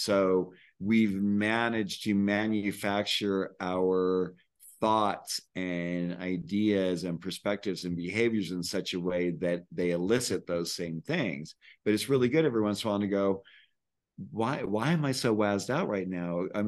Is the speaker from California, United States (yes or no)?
yes; California, United States; now in Santa Fe, United States; I came from the Bay Area where I was like, always felt like I was a human doing. And then I moved to Santa Fe thinking I'd be a human being.